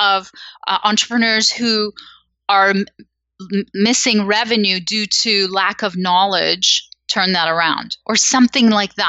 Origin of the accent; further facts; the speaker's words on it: Canada; Because I'm Canadian, you see, like, we're gentle.